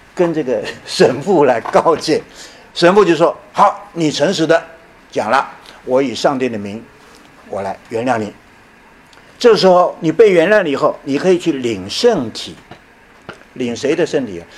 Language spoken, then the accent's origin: Chinese; Taiwan; also born or lived in Chenxi, Hunan (birthplace) / Yilan County, Taiwan (secondary school) / Tiantai, Zhejiang (ancestral); 后来我大学毕业以后，当了一年兵，我们台湾人都要当兵啊，年轻人都要当兵啊